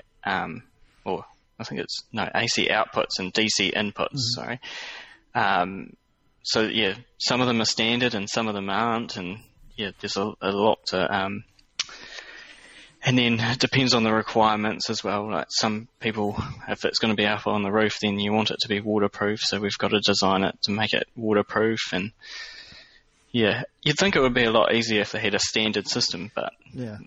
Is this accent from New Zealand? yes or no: yes; New Zealand; growing up in New Zealand